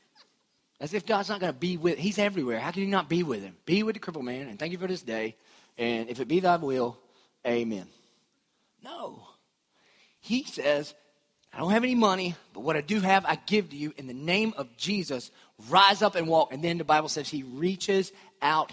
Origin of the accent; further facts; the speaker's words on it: Dillon, United States; I'm from Dillon